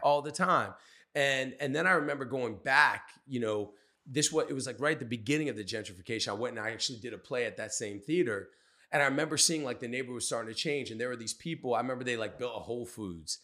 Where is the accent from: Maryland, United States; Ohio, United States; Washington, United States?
Maryland, United States; Cabin John; I grew up, so I grew up in Cabin John